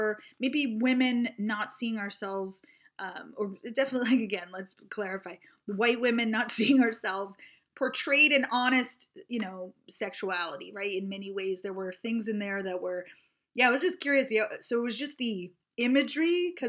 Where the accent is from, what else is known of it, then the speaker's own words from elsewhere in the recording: New York City, New York, United States; I was from Queens